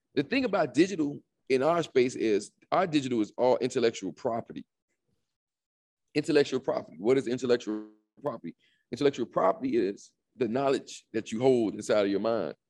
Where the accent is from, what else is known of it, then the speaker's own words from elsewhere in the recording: Opa-locka, Florida, United States; I'm from, um, born and raised in Miami, Florida. Um, more specific, Opelika